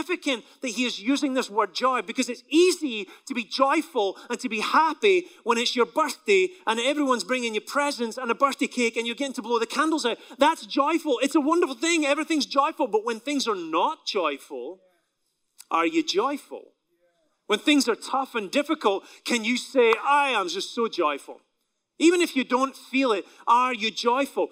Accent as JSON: {"language": "English", "region": "Scotland", "country": "United Kingdom", "moved": "yes", "lives_now": "United States", "said": "my country in Scotland"}